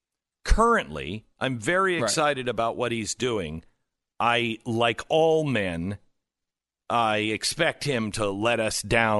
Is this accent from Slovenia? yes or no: no; Seattle, Washington, United States